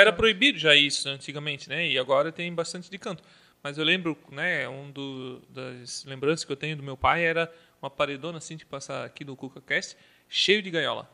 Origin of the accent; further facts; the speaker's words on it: Canelinha, Santa Catarina, Brazil; also born or lived in Gaspar / Tijucas; now in Blumenau, Brazil; eu nasci em Gaspar, Aí fui morar lá em Canelinha junto com a minha mãe